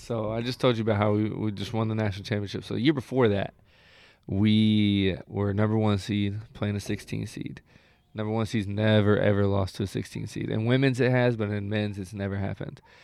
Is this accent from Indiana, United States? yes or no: yes; Indianapolis, Indiana, United States; moved away as an adult; now in Sacramento, United States; growing up in Indiana is like um, it's not as much like people think it's just like cornfields and shit, but yeah. like where I'm from, I'm from Indianapolis